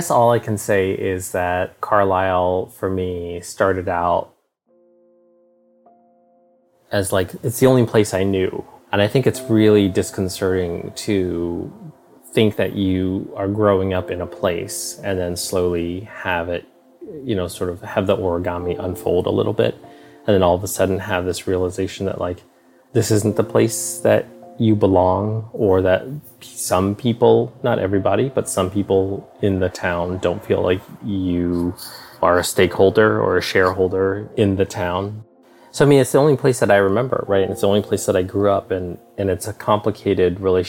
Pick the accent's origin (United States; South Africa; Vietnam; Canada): Vietnam; Ho Chi Minh City; born there; So, you know, I was born in Saigon, Vietnam.